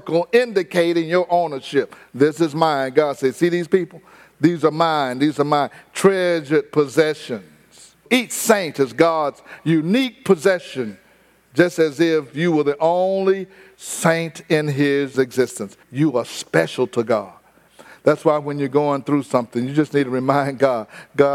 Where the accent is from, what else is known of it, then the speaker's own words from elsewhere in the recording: Houston, Texas, United States; I didn't tell them I was from Fifth Ward. I told them I was from north of downtown. From north of downtown. We grew up near the downtown area in a low rise.